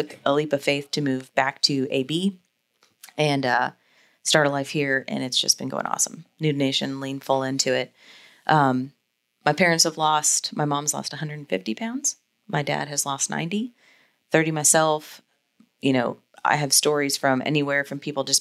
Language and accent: English; Jacksonville, Florida, United States; moved away as an adult; also born or lived in Wentzville, Missouri; Born and raised in Jacksonville, went to Stanton, moved away for college